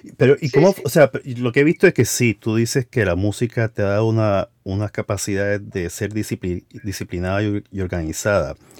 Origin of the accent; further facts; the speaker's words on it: Puerto Rico; donde yo nací, que fue en Puerto Rico